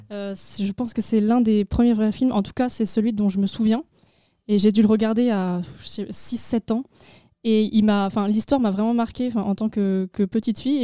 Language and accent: French; Agen, Nouvelle-Aquitaine, France; J'ai 18 ans et je viens d'Agen